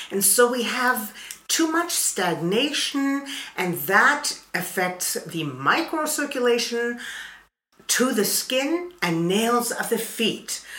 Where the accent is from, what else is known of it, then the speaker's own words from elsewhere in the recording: Canada; I am from Canada.